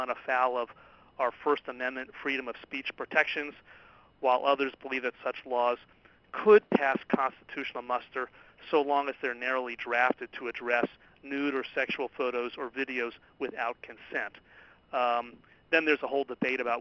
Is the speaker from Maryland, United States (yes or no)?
no; California, United States; my home state of California